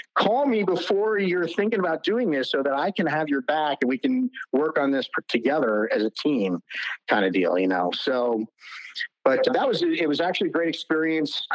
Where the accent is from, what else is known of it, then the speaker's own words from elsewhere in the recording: New Jersey, United States; moved away; I'm from New Jersey originally